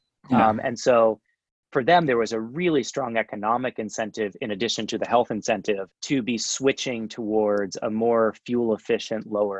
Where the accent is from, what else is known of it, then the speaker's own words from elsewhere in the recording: New York, United States; first of all, I'm an engineer from New York.